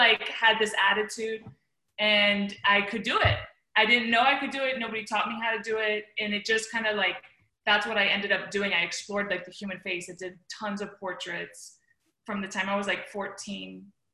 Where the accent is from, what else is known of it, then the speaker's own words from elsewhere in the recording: the Florida Keys, United States; also born or lived in Miami, Florida; I was born in Miami, but I grew up in the Keys